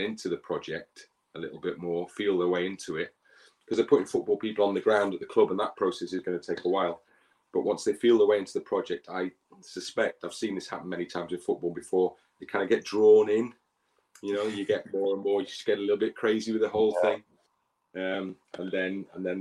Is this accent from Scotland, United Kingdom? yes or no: no; Ruabon, Wales, United Kingdom; moved away as an adult; also born or lived in Liverpool / Leeds; the village I grew up in just outside of Wrexham called Rwaben